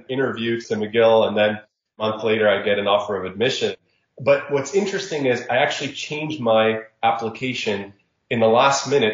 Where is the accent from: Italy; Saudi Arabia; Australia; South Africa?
Saudi Arabia; Jeddah, Makkah Province; moved away; also born or lived in Egypt (parents); I grew up in Saudi Arabia